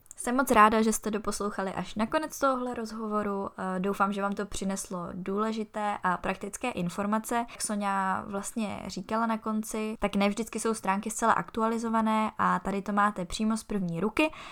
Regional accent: Czechia; jako Češi

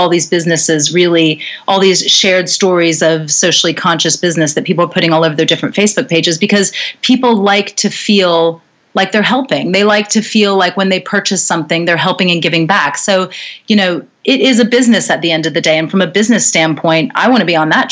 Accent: North Carolina, United States; also born or lived in New York City, United States; now in London, United Kingdom; I come from North Carolina, originally in the United States. You can probably hear from my accent that I'm from over there.

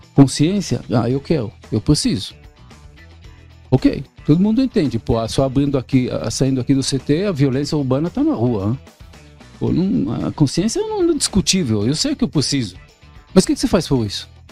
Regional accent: Israel; Portuguese is a second language; moved away as an adult; now in Brazil; sou israelense nato, há 30 anos aqui no Brasil

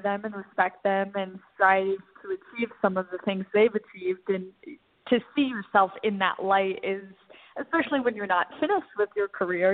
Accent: Northern Virginia, United States; where I grew up in Northern Virginia.

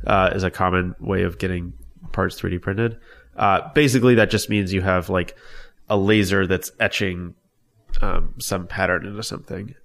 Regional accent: Long Beach, California, United States; I grew up in Long Beach, California.

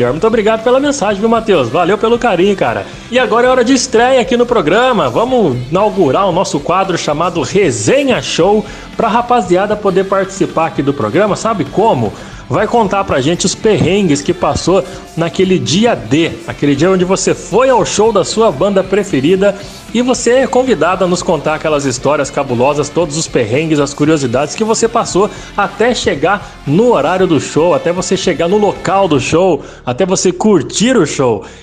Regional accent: Guaratinguetá, São Paulo, Brazil; eu sou de Guaratinguetá.

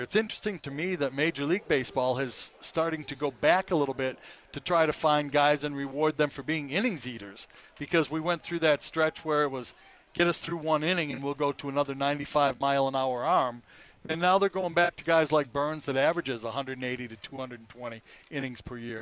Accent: Detroit, Michigan, United States; also born or lived in Boca Raton, Florida; now in North Carolina, United States; Al Kaline was my idol growing up in Detroit

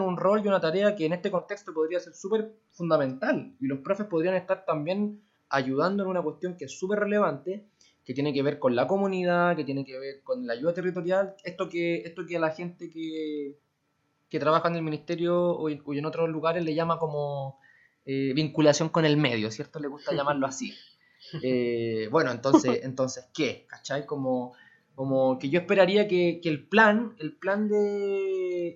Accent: Santiago, Santiago Metropolitan Region, Chile; somos de Santiago

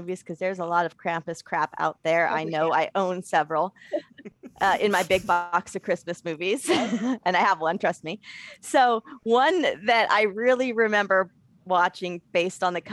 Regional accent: California, United States; I'm from California

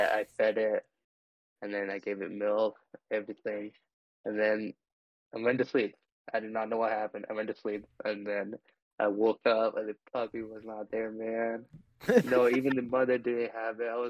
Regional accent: India; first language Telugu; English is a second language; moved away as an adult; also born or lived in New Zealand / Connecticut; now in United States; Because I grew up in India, like I actually lived there

